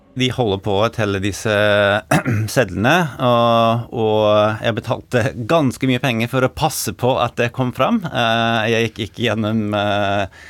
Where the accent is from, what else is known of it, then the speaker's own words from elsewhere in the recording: New York, United States; Norwegian is a second language; moved away as an adult; also born or lived in Norway; now in Oslo, Norway; jeg er amerikaner. Eh, født og oppvokst i New York og flyttet til Norge i 2014